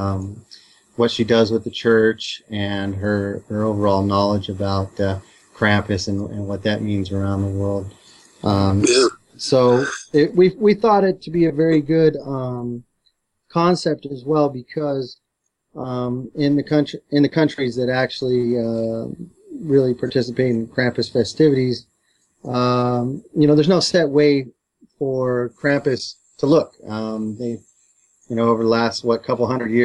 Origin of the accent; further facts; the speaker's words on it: Upland, California, United States; I grew up in Upland, California, which is home to the Pipeline Skate Park